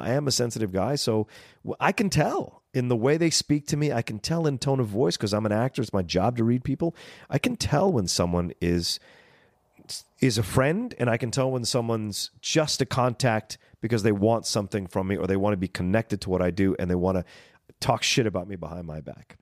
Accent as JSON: {"language": "English", "region": "Southern Virginia", "country": "United States", "tie": "born or raised there", "also_born_or_lived": "Woodbridge, Virginia", "moved": "as an adult", "lives_now": "Los Angeles, United States", "said": "Growing up in Virginia, Southern Virginia, people were very courteous"}